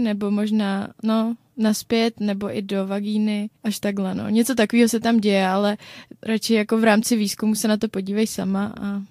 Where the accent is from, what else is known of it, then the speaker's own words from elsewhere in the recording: Czechia; my Češi